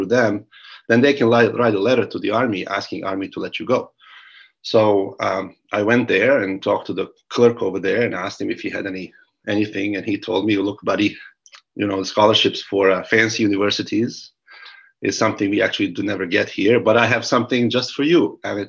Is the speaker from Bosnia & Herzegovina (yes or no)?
yes; Sarajevo, Federation of Bosnia and Herzegovina, Bosnia & Herzegovina; moved away as an adult; also born or lived in Zenica / Algeria; Yes, I grew up in Sarajevo. I am from Gorica. That's the area in Sarajevo.